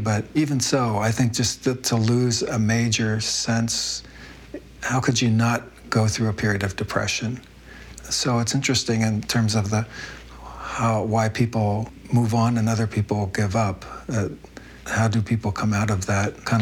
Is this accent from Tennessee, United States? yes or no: no; Philadelphia, Pennsylvania, United States; also born or lived in Williamsport, Pennsylvania; I was born in Williamsport, Pennsylvania, about 3 hours northeast of Philadelphia